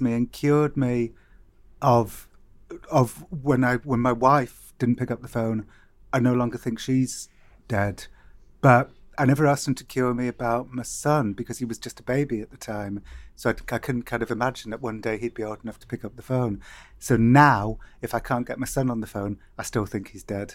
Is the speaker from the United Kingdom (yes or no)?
yes; Cardiff, Wales, United Kingdom; I remember growing up in Cardiff